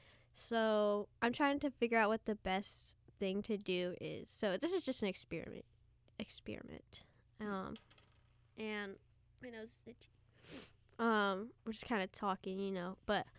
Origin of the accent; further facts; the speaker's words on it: Cincinnati, Ohio, United States; we're both from Cincinnati. We're from Westwood.